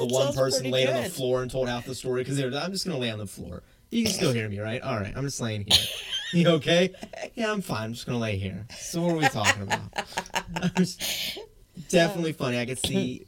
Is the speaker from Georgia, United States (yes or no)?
yes; South Georgia, United States; I grew up in South Georgia